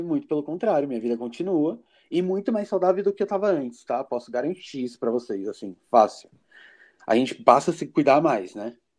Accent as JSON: {"language": "Portuguese", "region": "São Paulo", "country": "Brazil", "tie": "born or raised there", "moved": "yes", "lives_now": "Brasília, Brazil", "said": "eu moro em Brasília, né? DF, mas eu sou natural de São Paulo, capital."}